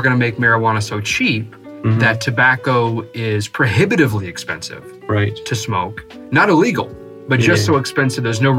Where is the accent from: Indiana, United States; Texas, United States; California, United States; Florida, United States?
Texas, United States; San Antonio; born or raised there; moved away as an adult